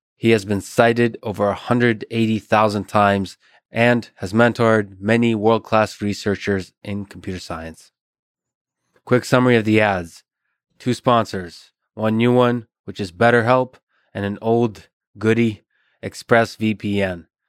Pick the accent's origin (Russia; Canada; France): Russia; I'm Russian